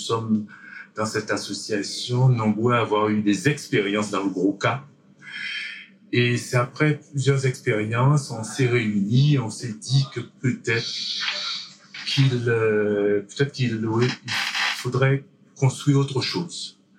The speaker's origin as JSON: {"language": "French", "region": "French Antilles", "country": "France", "said": "que le 1er novembre chez nous aux Antilles, c'est le jour où tout le monde va au cimetière déposer une bougie pour leur disparu."}